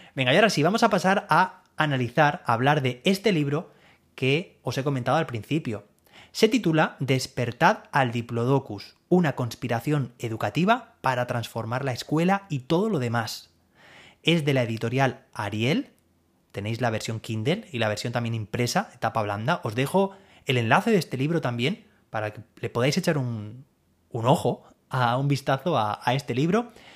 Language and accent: Spanish; Alicante, Valencian Community, Spain; Yo soy de Alicante